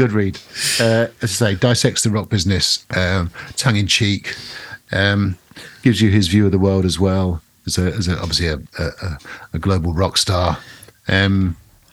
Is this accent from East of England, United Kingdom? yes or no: yes; near Thetford Forest, East of England, United Kingdom; Thetford Forest, just outside of my hometown